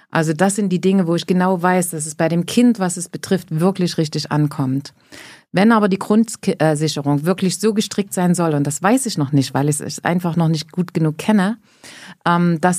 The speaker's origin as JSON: {"language": "German", "region": "East Germany", "country": "Germany", "said": "Nee, ich bin ja aus Ostdeutschland."}